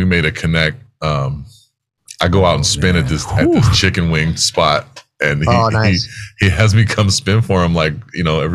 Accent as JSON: {"language": "English", "town": "San Jose", "region": "California", "country": "United States", "moved": "yes", "lives_now": "Maui, United States", "said": "I'm from San Jose, California"}